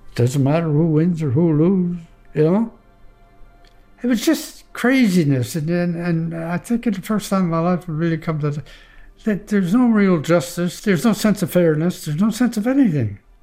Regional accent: Gillespie, Nova Scotia, Canada; I'm from Gillespie, Nova Scotia.

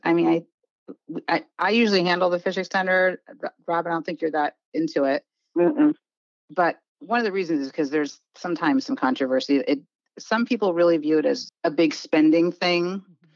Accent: Washington, United States; moved away as an adult; also born or lived in East Coast of the US; I grew up in Washington State, so I went to Disneyland growing up, and then I moved out east for college, and I just have stayed

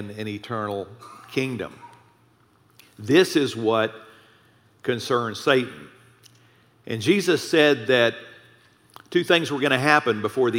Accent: Texas, United States; I'm five generations Texan

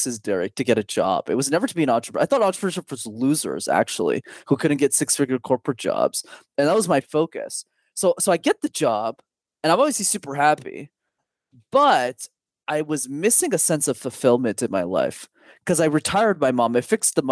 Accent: Montreal, Quebec, Canada; I'm born and raised in a city called Montreal. I'm still based there

